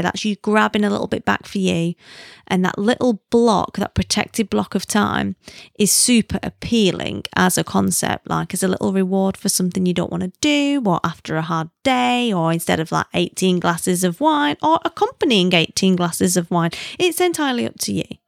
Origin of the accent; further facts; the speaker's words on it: the north of England, United Kingdom; accent: northern; moved away; also born or lived in South Africa; I'm not a Londoner, you know that, because they can smell the northern on me